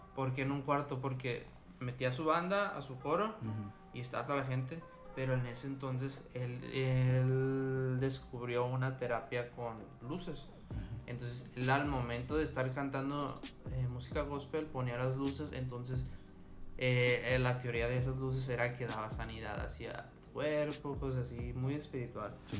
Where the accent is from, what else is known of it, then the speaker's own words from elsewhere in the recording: Mazatlán, Sinaloa, Mexico; moved away as an adult; now in Culiacán, Mexico; yo crecí en Mazatlán, pero cuando yo me cambié de ciudad hacia aquí a Culiacán